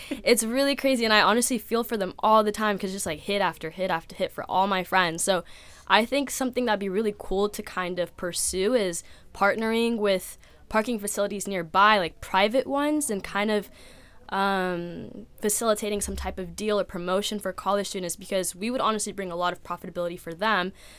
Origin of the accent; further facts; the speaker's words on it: San Diego, California, United States; I'm from San Diego, California